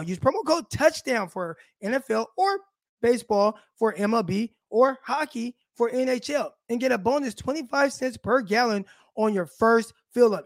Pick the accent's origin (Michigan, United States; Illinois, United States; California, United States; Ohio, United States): California, United States; Southern; We're from my hometown, South California